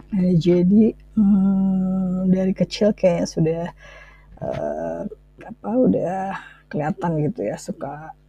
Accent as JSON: {"language": "Indonesian", "town": "Bandung", "region": "West Java", "country": "Indonesia", "tie": "born or raised there", "said": "soalnya banyak banget cerita seru saya waktu kecil itu ya waktu di Bandung terus eh, habis itu dia pindah ke Jakarta gitu"}